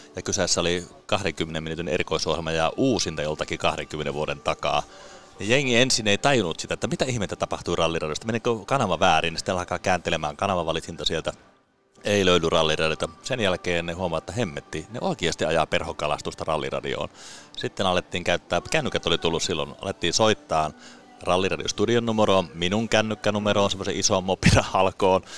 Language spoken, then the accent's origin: Finnish; Salla, Lapland, Finland; mä oon siis kotoisin tuota Lapista, Sallasta